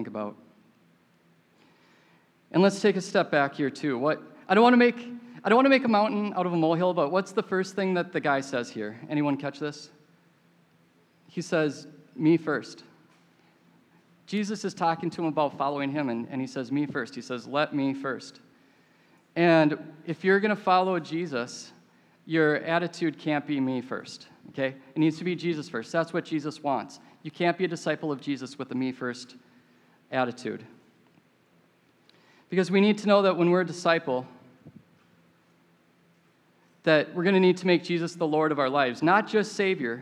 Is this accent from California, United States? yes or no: no; Minneapolis, Minnesota, United States; I grew up in Minneapolis